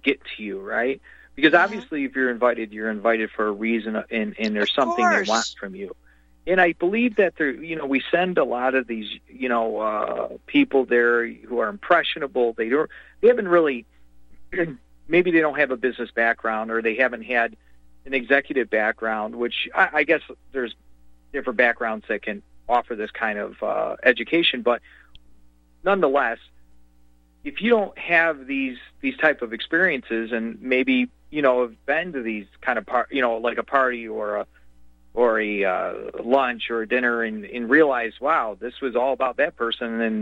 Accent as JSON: {"language": "English", "country": "United States", "said": "I'm an American"}